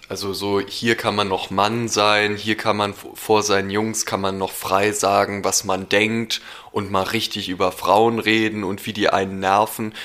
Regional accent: Berlin, Germany; ich bin in Berlin aufgewachsen

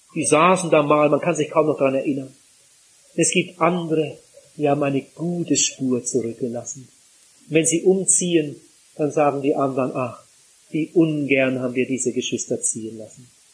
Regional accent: Northern Germany, Germany; bei uns zu Hause in Norddeutschland

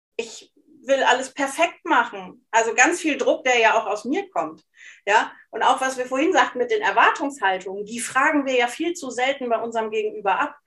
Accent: Hesse, then East Frisia, Lower Saxony, Germany; moved away as an adult; now in Cologne, Germany; ich bin in Hessen erst aufgewachsen, bevor ich nach Ostfriesland gezogen bin mit meinen Eltern

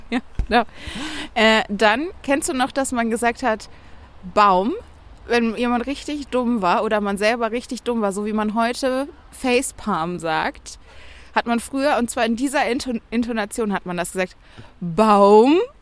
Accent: Bonn, North Rhine-Westphalia, Germany; Ich bin ja in Bonn groß geworden

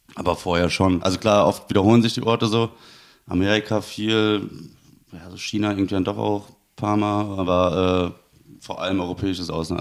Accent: Siegen, North Rhine-Westphalia, Germany; moved away; ich komme ursprünglich aus Siegen. Das ist im Siegerland, Nordrhein-Westfalen.

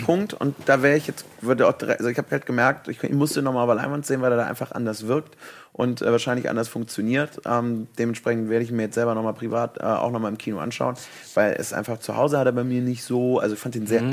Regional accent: Cologne, North Rhine-Westphalia, Germany; ich komme aus Kölle

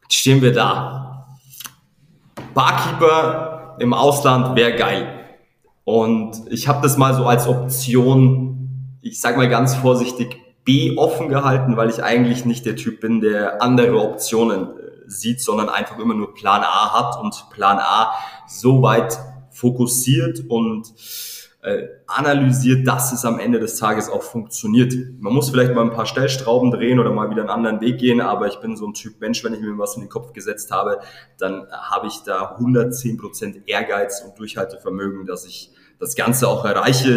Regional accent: near Regensburg, Bavaria, Germany; now in Regensburg, Germany; ich komme ursprünglich aus Armsberg, so zwanzig Kilometer entfernt von, von Regensburg

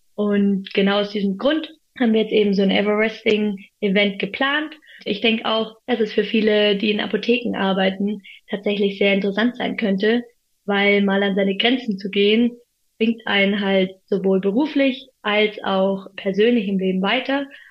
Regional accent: Munich, Bavaria, Germany; also born or lived in Freiburg; in meiner Heimat München

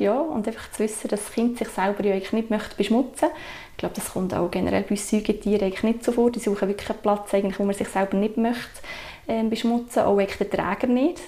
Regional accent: Sursee, Lucerne, Switzerland; moved away as an adult; now in Entlebuch, Switzerland; ich bin ähm, ursprünglich von der Region Sursee

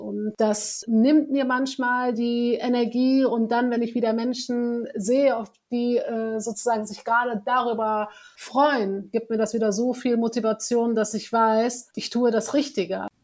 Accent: Germany; bin deutsch, ich bin hier geboren, ich bin auch marokkanisch

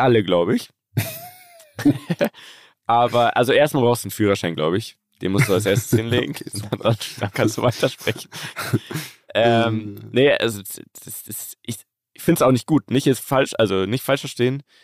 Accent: Germany; bei uns in Deutschland

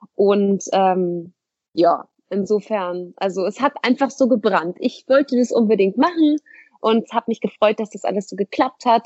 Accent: Hamburg, Germany; moved away as an adult; now in Essen, Germany; ich komme ja. aus Hamburg, um, bin da auch geboren, aufgewachsen

